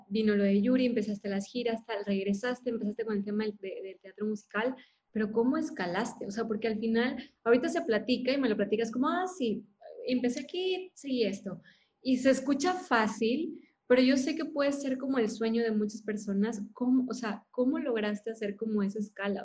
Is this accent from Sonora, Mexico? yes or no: no; Monterrey, Nuevo León, Mexico; yo soy de Monterrey